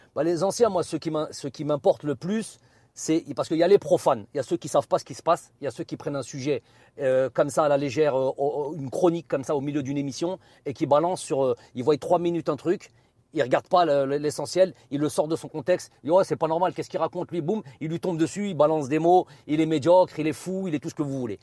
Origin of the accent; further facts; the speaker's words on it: France; also born or lived in Algeria; je suis profondément algérien, j'ai ma culture aussi française qui est, indéniable puisque je suis né en France.